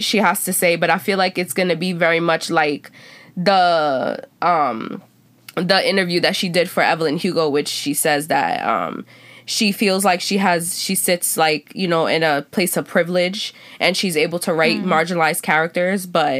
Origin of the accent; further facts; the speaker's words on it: Puerto Rico; I'm Black. I grew up in Black culture, right? I'm Afro Latino, which is different. And then I'm Puerto Rican.